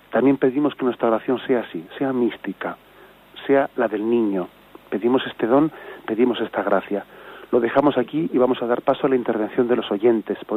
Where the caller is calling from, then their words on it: Zaragoza, Aragon, Spain; Buenos días … de Zaragoza.